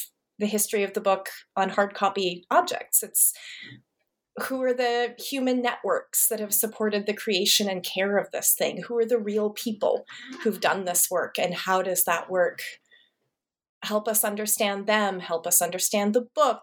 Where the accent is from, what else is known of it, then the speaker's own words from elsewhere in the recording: Montana, United States; moved away; I grew up in Montana, which is not known for its like urban centers of manuscript study